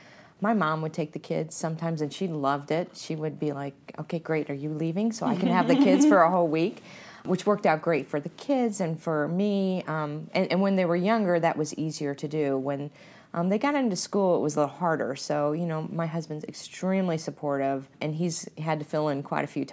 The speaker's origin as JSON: {"language": "English", "town": "Canton", "region": "Ohio", "country": "United States", "said": "And, you know, I came from Canton, Ohio. I went to a big university at Ohio State."}